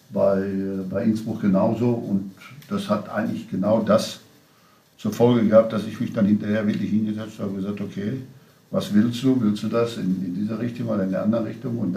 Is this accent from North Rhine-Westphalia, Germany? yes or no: yes; North Rhine-Westphalia, Germany; ich bin Westfale